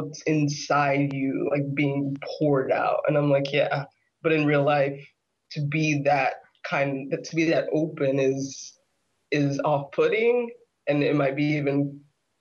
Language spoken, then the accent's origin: English; Florida, United States; moved away as an adult; now in New York, United States; I'm from Florida and I lived there most of my life